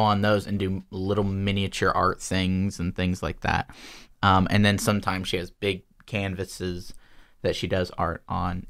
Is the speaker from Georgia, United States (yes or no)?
yes; Georgia, United States; I was born in Georgia